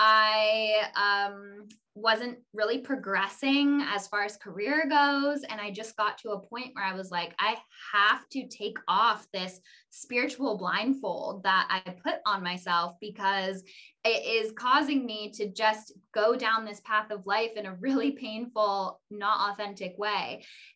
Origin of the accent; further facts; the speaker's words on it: Ojai, California, United States; I was born and raised in Ojai, California